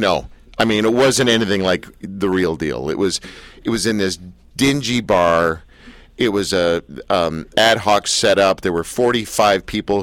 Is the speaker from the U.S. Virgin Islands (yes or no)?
no; Canada; I'm a Canadian